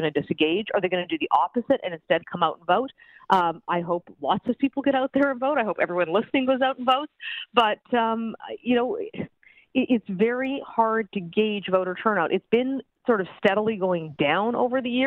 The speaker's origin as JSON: {"language": "English", "region": "Alberta", "country": "Canada", "moved": "yes", "said": "I'm from Alberta originally"}